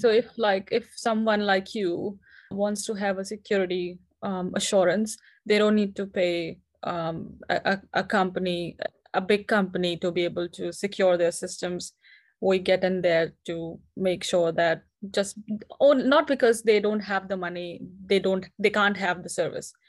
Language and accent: English; India; moved away as an adult; now in New Zealand; I'm currently based in New Zealand, but I'm originally from India.